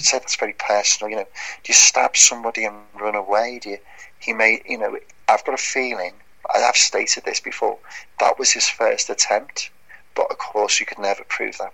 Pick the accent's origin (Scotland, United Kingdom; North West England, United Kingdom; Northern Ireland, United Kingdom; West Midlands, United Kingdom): North West England, United Kingdom; Birkenhead; Birkenhead, where I'm my hometown